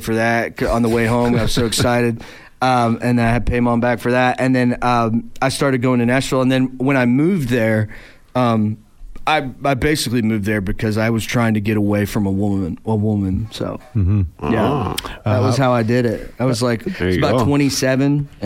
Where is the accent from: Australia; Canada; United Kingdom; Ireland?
Canada; Spirit River, Alberta; moved away as an adult; now in Fairview, Tennessee, United States; I was born in Spirit River, north of Grand Prairie, and then I played hockey there for years.